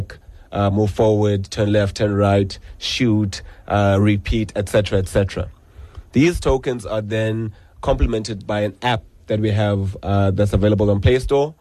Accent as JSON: {"language": "English", "town": "Gqeberha", "region": "Eastern Cape", "country": "South Africa", "tie": "born or raised there", "moved": "yes", "said": "I was born in Livingston Hospital"}